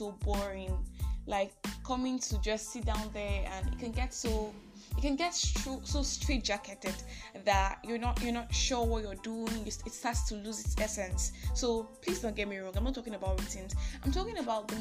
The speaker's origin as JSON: {"language": "English", "country": "Nigeria", "said": "I'm that Nigerian Christian"}